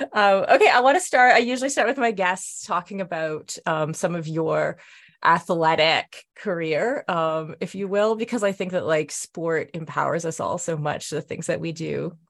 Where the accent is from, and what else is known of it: Canada